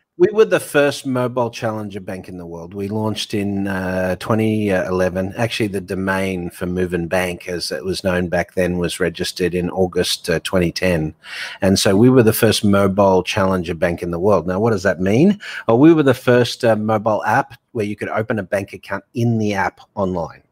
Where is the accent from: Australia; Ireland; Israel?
Australia; moved away as an adult; also born or lived in Hong Kong / Dubai; now in New York, United States; I've been offshore for twenty years, even though I'm Aussie